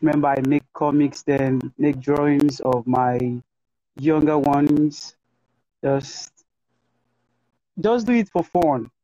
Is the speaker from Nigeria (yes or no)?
yes; Nigeria; I'm a Nigerian visual artist